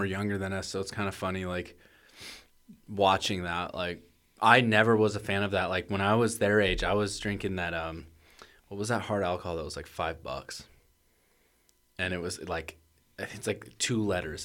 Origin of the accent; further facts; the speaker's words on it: Portland, Oregon, United States; growing up in Portland